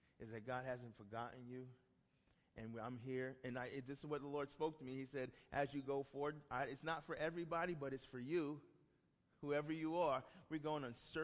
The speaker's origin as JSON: {"language": "English", "town": "New York City", "region": "New York", "country": "United States", "said": "I'm from Brooklyn, New York"}